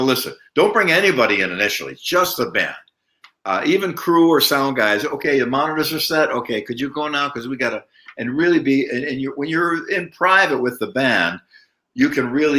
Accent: Buffalo, New York, United States; in Buffalo, New York, my hometown

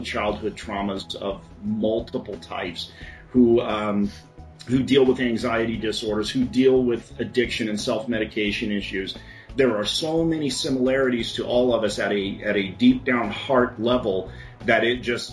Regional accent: Phoenix, Arizona, United States; I've never lived anywhere else. I was born and raised in Phoenix

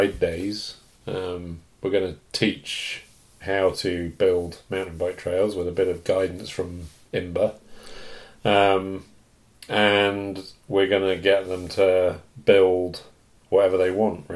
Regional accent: England, United Kingdom; now in Canada; I'm obviously from England, was born.

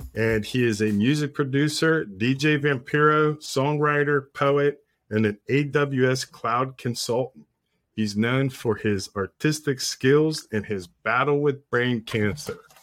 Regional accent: Pittsburgh, Pennsylvania, United States; Being from Pittsburgh

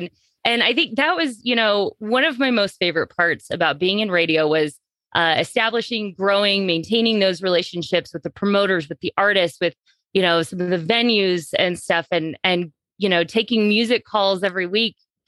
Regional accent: Hays, Kansas, United States; This was in Hayes, Kansas, my hometown.

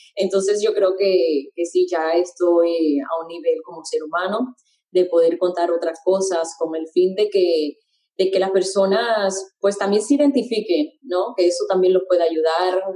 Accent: Puerto Rico; moved away; mi niñez fue en Puerto Rico este, la mayor parte de mi niñez

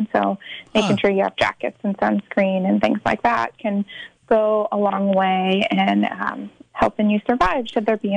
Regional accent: Mammoth Lakes, California, United States; also born or lived in Sacramento, California; now in Mendocino County, United States; I'm originally from the Mammoth Lakes area outside of Yosemite

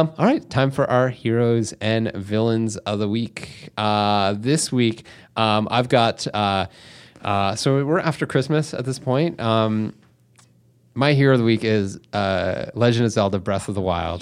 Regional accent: Canada; we're from Canada

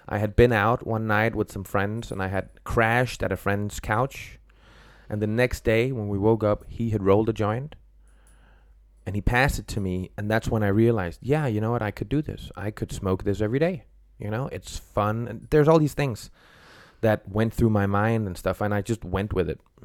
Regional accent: Denmark; moved away; also born or lived in Copenhagen; I'm from Denmark

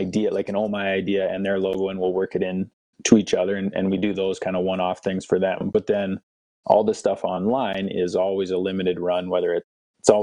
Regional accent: Winnipeg, Manitoba, Canada; moved away as an adult; also born or lived in North Dakota / Lethbridge, Alberta / Louisiana / Calgary; I grew up in Winnipeg, Manitoba.

